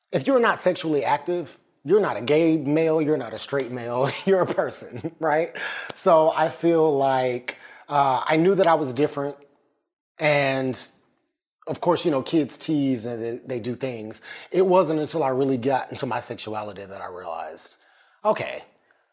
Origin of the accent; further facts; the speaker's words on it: Atlanta, Georgia, United States; also born or lived in New York; I grew up here in Atlanta, Georgia.